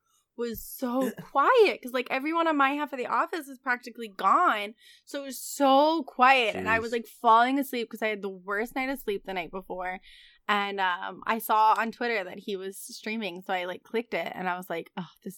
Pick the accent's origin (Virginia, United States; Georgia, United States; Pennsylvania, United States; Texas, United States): Virginia, United States; And we were like, what? Us too. And then he told us what county. And we were like, dude, that's literally the next county over.